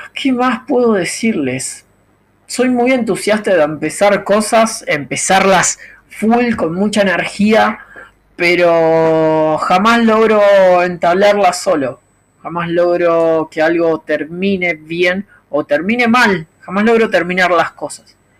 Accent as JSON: {"language": "Spanish", "country": "Argentina", "said": "soy argentino"}